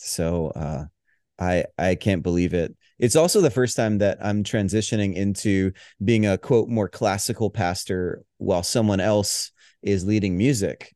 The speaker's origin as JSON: {"language": "English", "region": "Hawaii", "country": "United States", "tie": "born or raised there", "also_born_or_lived": "Denver", "moved": "yes", "said": "I grew up in the Southern Baptist tradition, which I love, appreciate. It was the cradle of my faith, um, in Hawaii, of all places"}